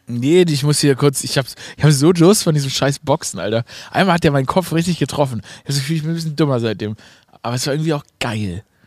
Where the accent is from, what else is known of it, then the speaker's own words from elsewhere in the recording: Stuttgart, Baden-Württemberg, Germany; accent: Swabian; wenn man, wie ich, im Schwabenland, in Stuttgart geboren wurde